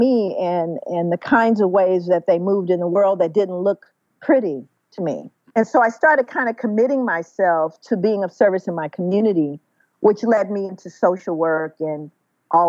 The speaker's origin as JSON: {"language": "English", "town": "Los Angeles", "region": "California", "country": "United States", "tie": "born or raised there", "said": "feeling and seeing the struggles growing up in South Central Los Angeles"}